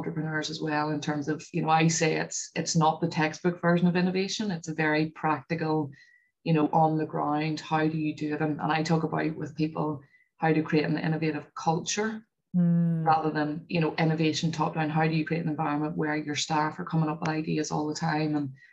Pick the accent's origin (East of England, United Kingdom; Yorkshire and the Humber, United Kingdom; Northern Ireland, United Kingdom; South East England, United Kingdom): Northern Ireland, United Kingdom; also born or lived in London; Northern Irish people are probably a bit like Scottish. We're quite understated and just get on with things.